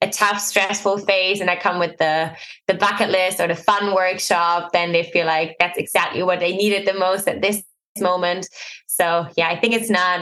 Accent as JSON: {"language": "English", "country": "Germany", "tie": "born or raised there", "said": "I'm born and raised in Germany"}